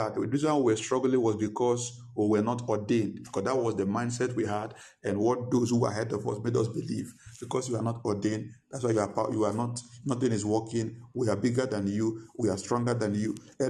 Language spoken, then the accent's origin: English; Nigeria; Since I came from Nigeria, nothing is working.